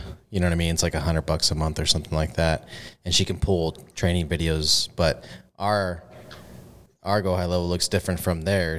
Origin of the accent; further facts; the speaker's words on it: San Antonio, Texas, United States; accent: Texan; also born or lived in Corpus Christi, Texas; I grew up around San Antonio. I moved to Corpus when I was 18, and that's like more of a beach city and a smaller city. I grew up in the suburbs